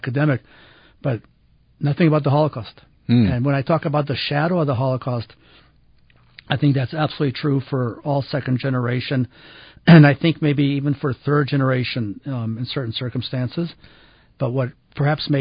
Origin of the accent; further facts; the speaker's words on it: Ann Arbor, Michigan, United States; now in Salt Lake City, United States; I was raised in Ann Arbor, Michigan